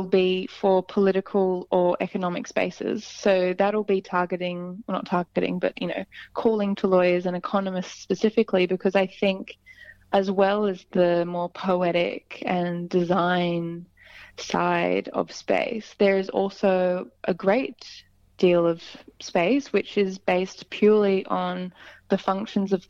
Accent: Sydney, New South Wales, Australia; also born or lived in London; here in Sydney, which is my hometown.

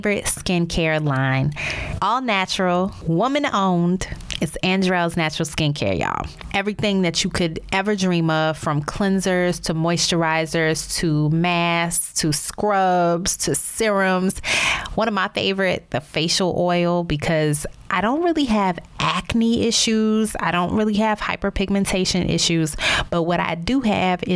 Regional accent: New Orleans, Louisiana, United States; moved away as an adult; also born or lived in Baltimore / Chicago / Dallas; now in Miami, United States; My career has required many cross-country relocations from my hometown of New Orleans to Baltimore, St. Louis, Chicago, Dallas, back to New Orleans, and now Miami, Florida

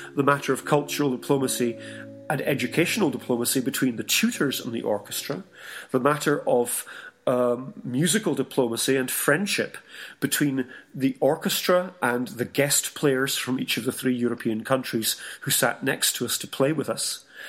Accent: Scotland, United Kingdom; I'm British, Scottish

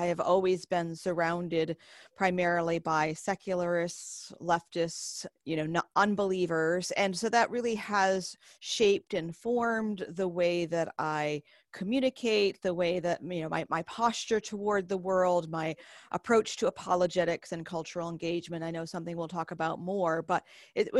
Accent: Northeast, United States; moved away as an adult; now in the South, United States; most of my memories of growing up in church and being baptized eventually are squarely within Baptist tradition. In the Northeast

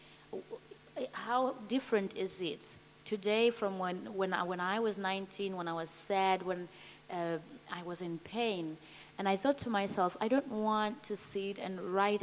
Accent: Zimbabwe; moved away as an adult; I came all the way from Zimbabwe

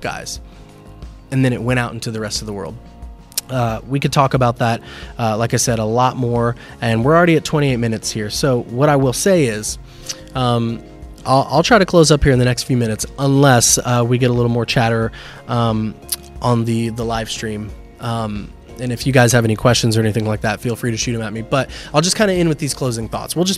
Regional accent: Lakeland, Florida, United States; moved away as an adult; now in New Port Richey, United States; we are mostly from Lakeland

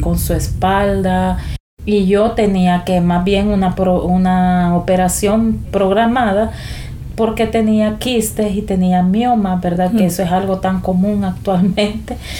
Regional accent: El Salvador; moved away as an adult; now in San Pedro Sula, Honduras; soy originaria de El Salvador, pero desde hace 16 años vivo acá en San Pedro Sula, Honduras

